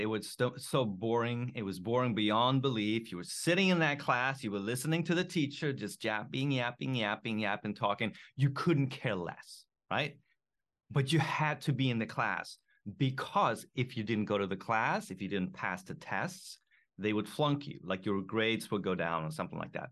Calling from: Japan; I am calling in from Japan

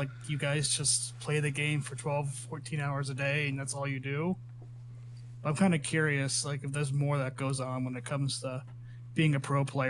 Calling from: Idaho, United States; I'm in Idaho.

